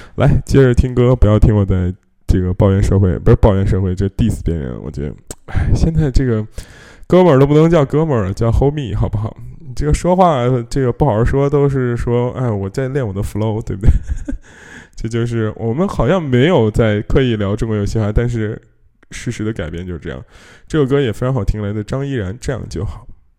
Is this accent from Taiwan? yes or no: no; China; 我们中国人